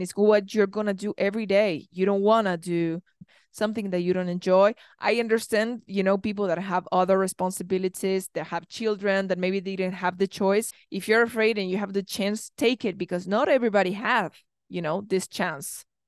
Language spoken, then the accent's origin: English; Argentina; I come from Argentina